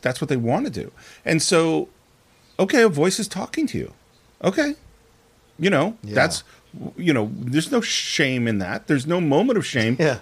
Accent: the Bay Area, California, United States; I grew up in the Bay Area in the 70s

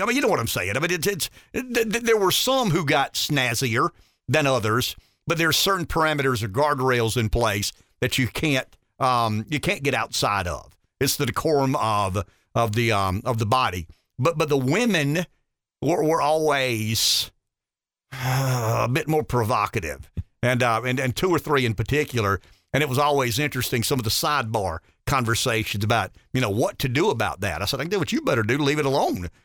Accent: the South, United States; being a Southerner

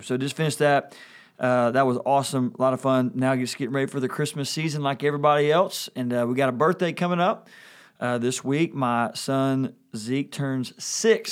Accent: Louisville, Kentucky, United States; growing up in Kentucky

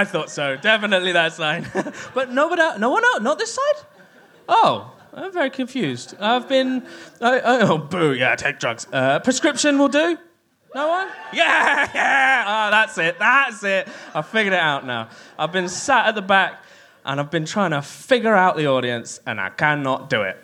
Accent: Kent, South East England, United Kingdom; I grew up in Kent

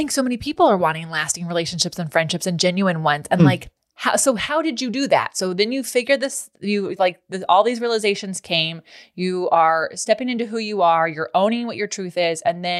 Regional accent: Lodi, California, United States; Yeah, I'm from Lodi, world. Not Modesto, but anyways.

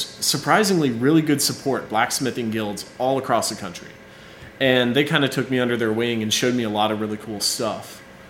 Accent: Conyers, Georgia, United States; moved away as an adult; also born or lived in Auburn, Alabama / Florida; now in Starkville, United States; I'm from Conyers, Georgia, and just kind of stumbled on Starkville very luckily.

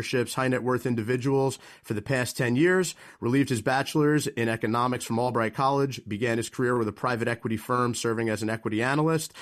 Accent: Manalapan, New Jersey, United States; based right here in my hometown of Manalapan

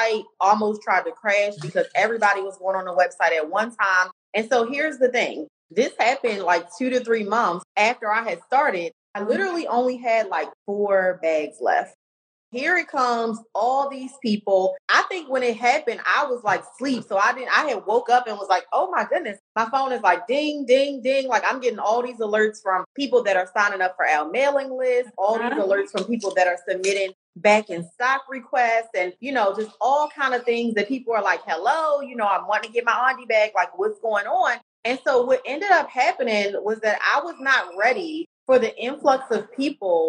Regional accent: Baltimore, Maryland, United States; accent: Baltimore; the Baltimore accents very thick, okay? Because we are both from Baltimore.

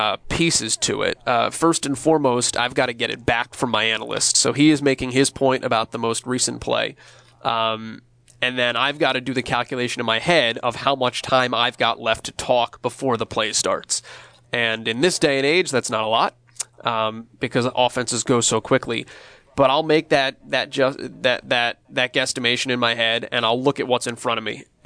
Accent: Northeast, United States; I've been fortunate that I grew up in the Northeast. I'm an East Coast guy

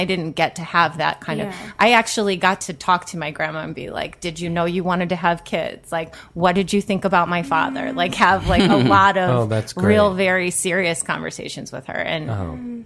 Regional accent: Chicago southwest suburbs near Joliet, Illinois, United States; I'm from Southwest suburbs near Joliet

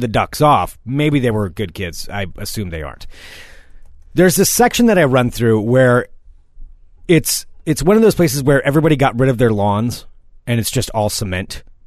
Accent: the Northwest, Pacific Northwest, United States; now in Portland, United States; I grew up in the Northwest, too

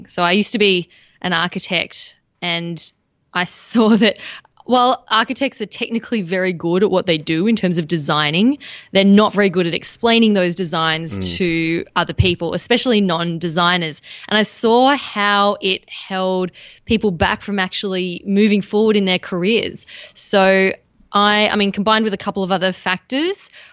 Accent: Australia; being Australian

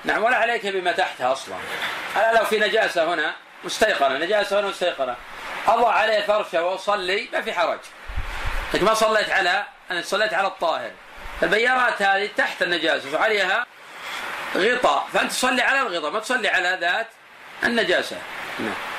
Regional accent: Buraidah, Al-Qassim, Saudi Arabia; الناس عندنا في البلد عندنا في بريدة

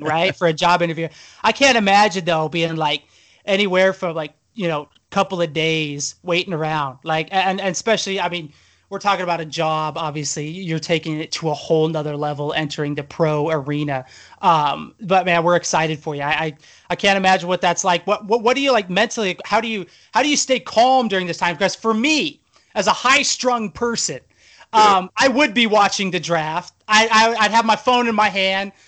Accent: Idaho, United States; Tyler and I come from Idaho

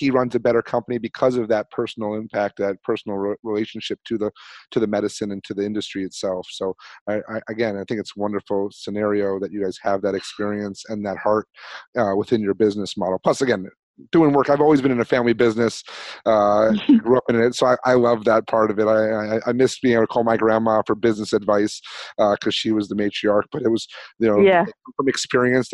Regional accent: the Catskills, New York, United States; also born or lived in Albany, New York; I'm from the Catskills

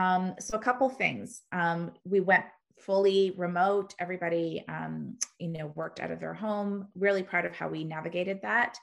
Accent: Canada; we're Canadian, but 80% of our business is in the US.

